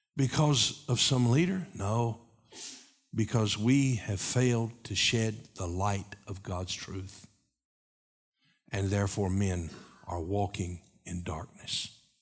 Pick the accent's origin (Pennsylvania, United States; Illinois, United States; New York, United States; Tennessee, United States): Tennessee, United States; Knoxville; when I was a kid growing up in Knoxville